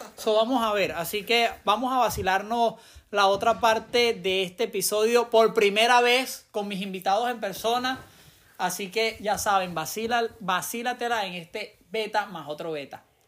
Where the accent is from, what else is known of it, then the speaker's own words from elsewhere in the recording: Venezuela; now in United States; yo como venezolano